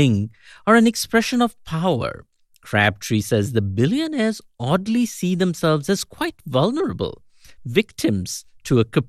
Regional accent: India; also born or lived in United States; now in Kolkata, India; This is … in Kolkata. Once upon a time, as an Indian in America

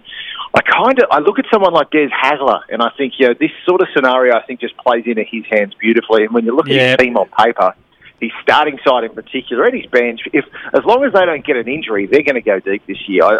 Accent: Central Coast, New South Wales, Australia; I grew up on the Central Coast

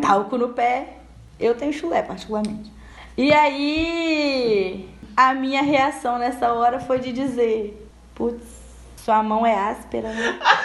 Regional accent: Espírito Santo, Brazil; eu sou capixaba

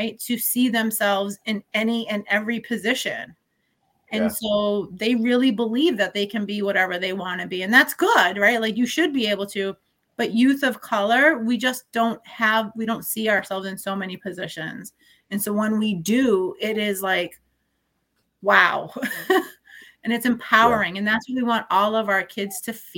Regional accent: New Bedford, Massachusetts, United States; born and raised in New Bedford

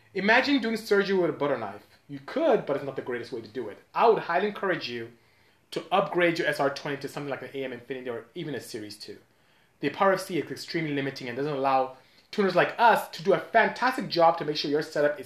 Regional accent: Nigeria; now in United States; I'm from Nigeria

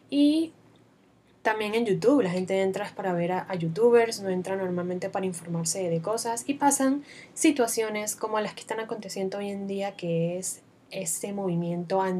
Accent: Venezuela; now in Panama; me van a escuchar hablando con un acento bastante extraño, porque soy venezolana, pero además de eso, vivo casi desde hace seis años aquí en Panamá.

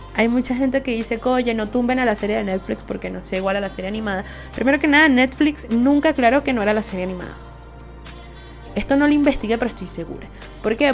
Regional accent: Venezuela; Soy una jeva de Venezuela

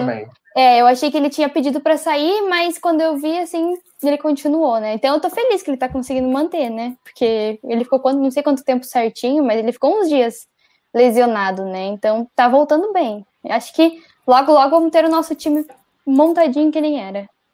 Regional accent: Curitiba, Paraná, Brazil; eu sou de Curitiba

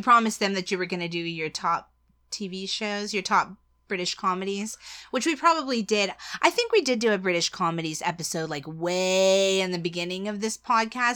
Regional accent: United States; as an American

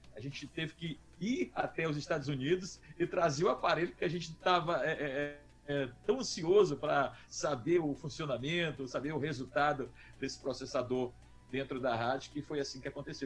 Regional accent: Teresina, Piauí, Brazil; moved away as an adult; now in São Luís, Brazil; Eu eu sou natural de Teresina

